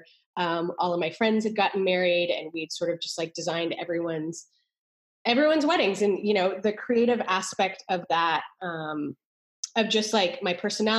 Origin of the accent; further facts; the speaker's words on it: Canada; moved away as an adult; also born or lived in New York; now in Austin, United States; I went to school for architecture at McGill University in Canada. So I'm Canadian.